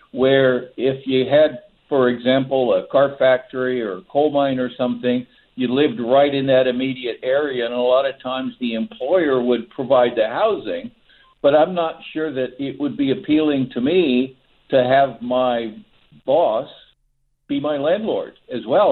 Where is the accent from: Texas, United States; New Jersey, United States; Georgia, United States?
Texas, United States; now in San Francisco Bay Area, United States; I grew up in Texas